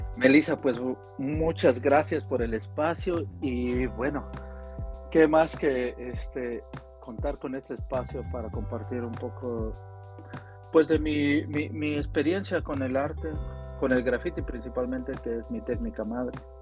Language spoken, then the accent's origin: Spanish; Tolimán, Querétaro, Mexico; also born or lived in Mexico City; yo nací en Ciudad de México, pero me trasladé al, pueblo de mis abuelos, un pueblo que por años ha sido migrante a, California